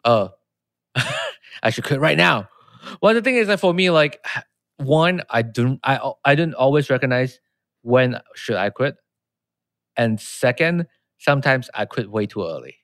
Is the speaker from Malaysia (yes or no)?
yes; Malaysia; moved away; I'm from Malaysia